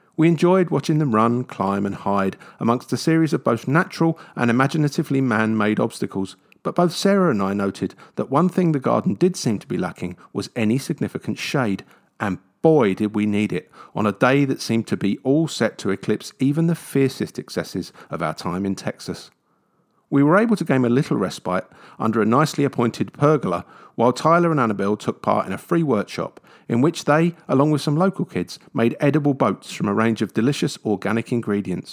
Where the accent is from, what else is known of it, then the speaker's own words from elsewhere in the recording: London, United Kingdom; I grew up in London